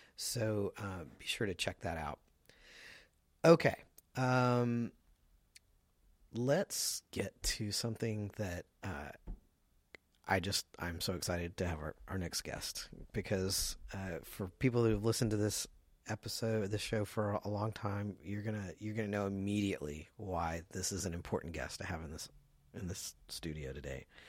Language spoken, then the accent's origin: English; the South, United States; I'm from the South as well